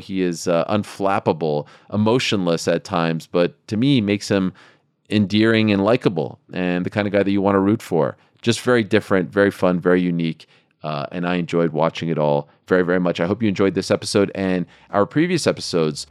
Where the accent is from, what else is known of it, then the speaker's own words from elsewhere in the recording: Montreal, Quebec, Canada; when I was a kid growing up in Montreal